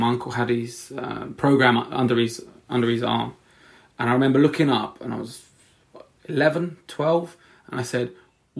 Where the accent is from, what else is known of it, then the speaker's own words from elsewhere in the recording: Walthamstow, London, United Kingdom; I grew up in Walthamstow, it was kind of a poorer area, lots of immigrants